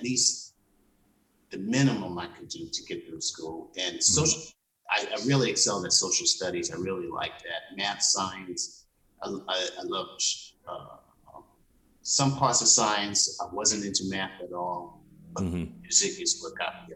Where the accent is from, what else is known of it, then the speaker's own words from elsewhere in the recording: New York City, New York, United States; moved away as an adult; now in St. Paul, United States; I grew up in Laurelton